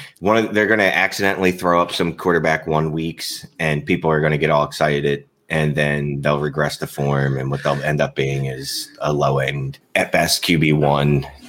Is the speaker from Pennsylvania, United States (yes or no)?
yes; Philadelphia, Pennsylvania, United States; I'm from Philly.